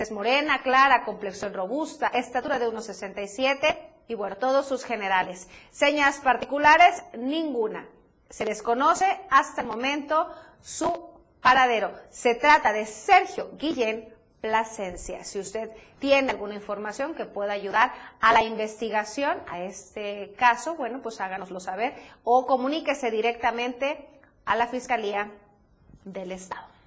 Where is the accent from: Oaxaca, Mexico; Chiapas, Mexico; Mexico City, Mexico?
Chiapas, Mexico; como mexicanos, como chiapanecos